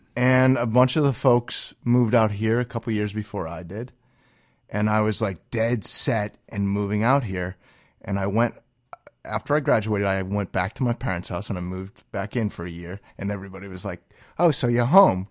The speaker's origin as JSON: {"language": "English", "region": "New England", "country": "United States", "moved": "yes", "lives_now": "Chicago, United States", "said": "I'm considering myself from New England. I will always be a New Englander"}